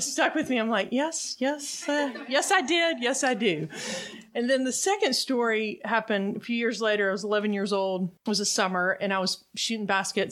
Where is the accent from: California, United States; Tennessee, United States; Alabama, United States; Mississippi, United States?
Mississippi, United States; Meridian; I grew up in Meridian, Mississippi